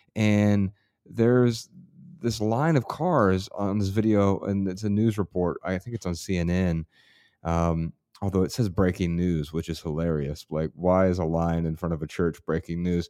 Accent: Ohio, United States; I'm from Ohio, and I'm usually very proud to be from Ohio

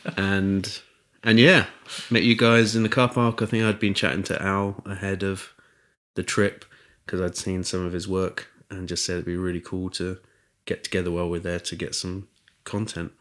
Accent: Chichester, South East England, United Kingdom; I grew up in Chichester

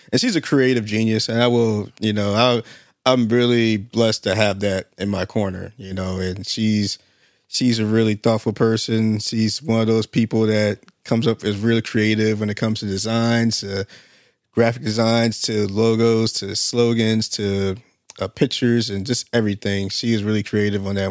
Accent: Alaska, United States; moved away; I'm from Alaska

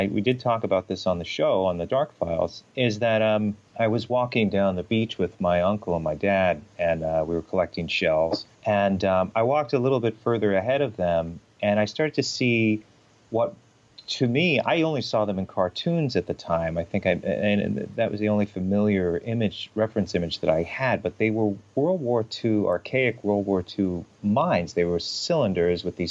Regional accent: Northport, New York, United States; also born or lived in Huntington, Long Island, New York; I grew up in Northport

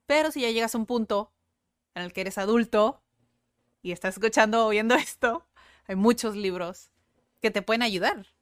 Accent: Mexico; first language Spanish; cómo somos los mexicanos

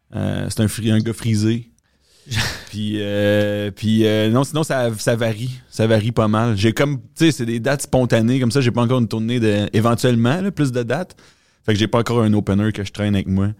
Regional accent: Quebec City, Quebec, Canada; je viens de Québec en plus. Fait que c'est mon hometown.

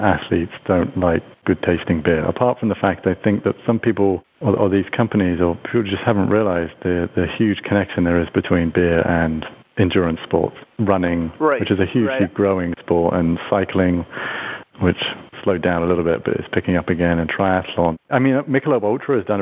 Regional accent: United Kingdom; now in United States; my home country of the United Kingdom

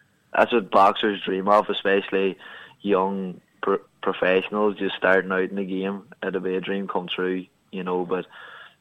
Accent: Ireland; my hometown here

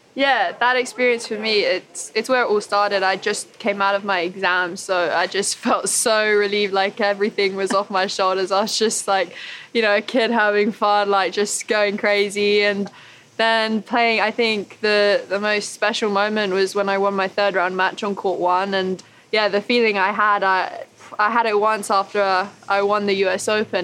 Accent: United Kingdom; being British

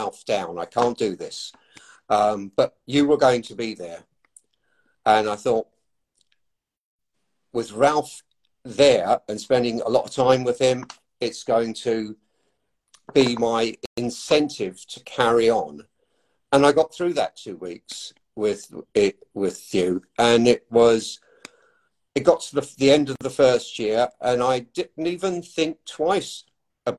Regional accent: England, United Kingdom; moved away as an adult; now in Ireland; from the accent, you can tell that I obviously was born and raised in England by Irish parents

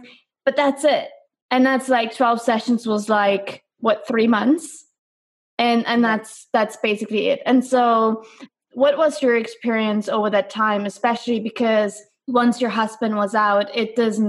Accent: Germany; I'm from Germany

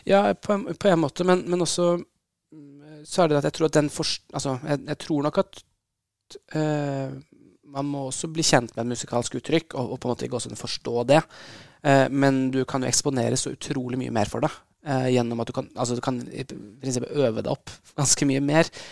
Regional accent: Oslo, Norway; jeg vokste opp her i Oslo

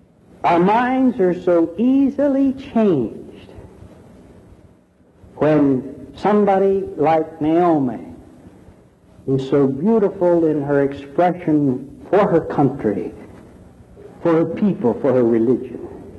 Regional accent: Philippines; You see, I was born in the Philippines. I'm a Filipino and I was raised a good Roman Catholic.

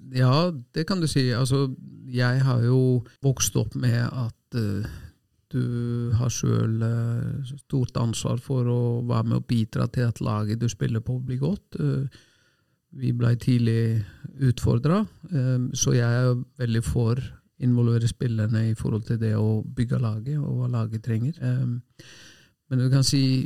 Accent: Selfoss, Southern Region, Iceland; now in Norway; hjemme på Selfoss, et lite tettsted med lite idrettslag

